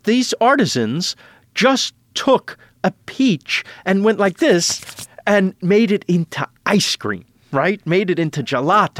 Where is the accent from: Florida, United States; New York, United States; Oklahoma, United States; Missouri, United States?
New York, United States; now in Los Angeles, United States; I'm from New York. And I love New York. I'm a New Yorker.